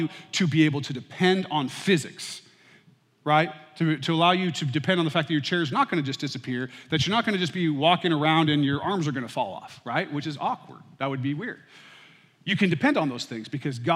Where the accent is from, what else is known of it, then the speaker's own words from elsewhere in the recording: United States; I was born and raised in the United States